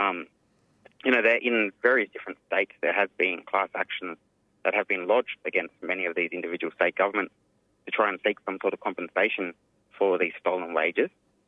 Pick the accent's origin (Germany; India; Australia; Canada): Australia; Yuin Nation, south coast of New South Wales; I'm from the Doin Nation. It's on the south coast of New South Wales